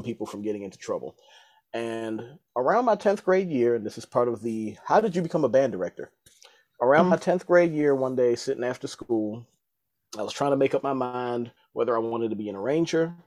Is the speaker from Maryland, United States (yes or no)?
yes; Baltimore, Maryland, United States; I'm originally from Baltimore, Maryland